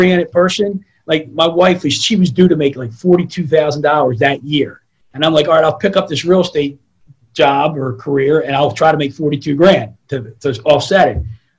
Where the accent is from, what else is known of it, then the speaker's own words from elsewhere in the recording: Baltimore, Maryland, United States; also born or lived in Florida; I'm originally from Northeast Baltimore City. Grew up one of 7 kids in a 745 square foot house